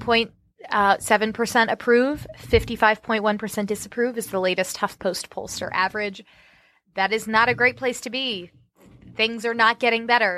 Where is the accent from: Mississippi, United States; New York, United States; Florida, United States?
Florida, United States; Orlando; moved away; Growing up in Orlando